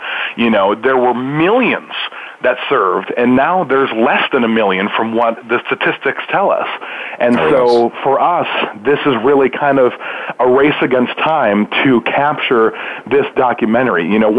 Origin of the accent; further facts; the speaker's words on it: Milwaukee, Wisconsin, United States; That's my hometown.